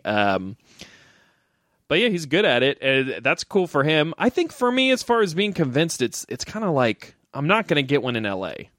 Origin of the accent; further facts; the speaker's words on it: Missouri, United States; I grew up in Missouri